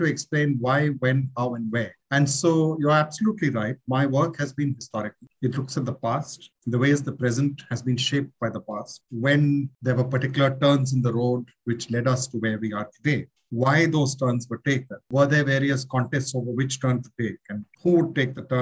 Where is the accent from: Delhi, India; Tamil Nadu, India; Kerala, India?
Delhi, India; I grew up in Delhi in the late 60s, 70s into the 80s